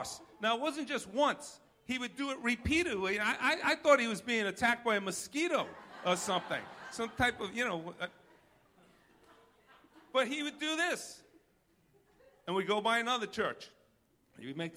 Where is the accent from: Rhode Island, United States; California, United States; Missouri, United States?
Rhode Island, United States; accent: New York; I'm from Rhode Island